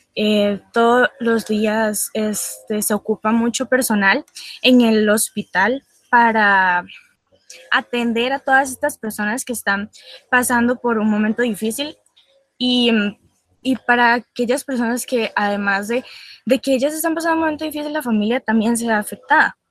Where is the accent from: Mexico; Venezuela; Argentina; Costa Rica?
Costa Rica; nosotros como costarricenses